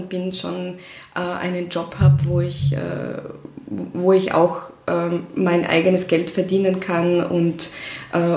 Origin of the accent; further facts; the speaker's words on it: Russia; German is a second language; moved away as an adult; now in Austria; Ja, ich komme ursprünglich aus Russland. Ich bin dort aufgewachsen und ich, ich bin vor acht Jahren nach Österreich äh, gekommen.